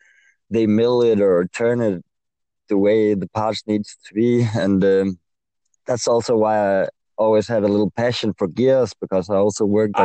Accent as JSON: {"language": "English", "country": "Denmark", "said": "obviously, and I am 23 years old. I'm from Denmark, and I am an industrial technician, educated industrial technician."}